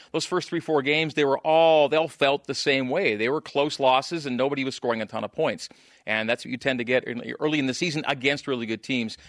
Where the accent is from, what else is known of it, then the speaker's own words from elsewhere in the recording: Saskatchewan, Canada; also born or lived in Alberta; I grew up in Saskatchewan and Alberta. Those are my two home provinces.